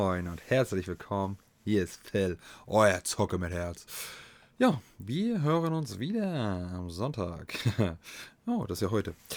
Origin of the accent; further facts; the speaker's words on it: eastern Germany, Germany; hier bei uns im Osten